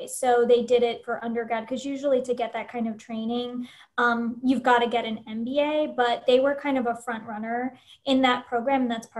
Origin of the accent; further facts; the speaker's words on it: Seaford, Delaware, United States; moved away as an adult; also born or lived in Washington, District of Columbia, United States; now in Northern Virginia, United States; So I've been living in Northern Virginia and DC for the last 20 years. So originally I'm from Southern Delaware and then came here to this area, to DC, to go to college.